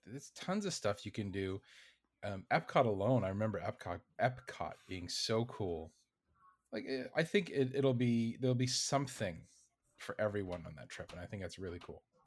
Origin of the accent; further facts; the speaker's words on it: Canada; I'm a Canadian